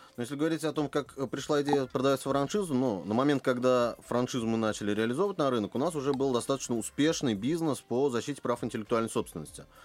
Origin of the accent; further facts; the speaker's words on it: Kazan, Tatarstan, Russia; я как коренной казанец